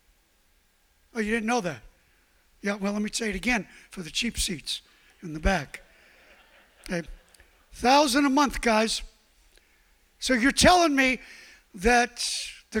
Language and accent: English; New York City, New York, United States; I'm from Brooklyn